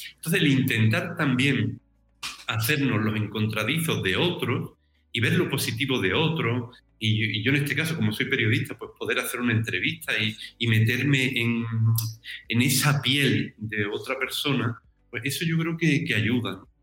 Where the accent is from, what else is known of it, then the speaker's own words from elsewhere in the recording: Algodonales, Andalusia, Spain; moved away as an adult; also born or lived in Jerez de la Frontera / Seville / San Fernando / Madrid; now in Rome, Italy; yo soy natural de un pueblo del sur de España, de Algodonales, en Cádiz